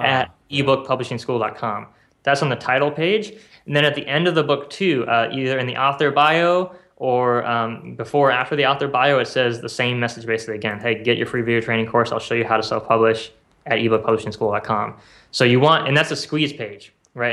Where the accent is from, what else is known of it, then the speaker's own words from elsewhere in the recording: South Bend, Indiana, United States; moved away as an adult; now in Kauai, United States; I grew up in South Bend and, uh, I moved here a couple years ago.